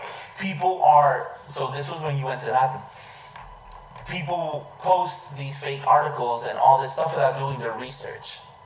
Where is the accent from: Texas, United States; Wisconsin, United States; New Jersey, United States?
New Jersey, United States; Elizabeth; also born or lived in Linden, New Jersey; I grew up in Elizabeth, so before I moved to Linden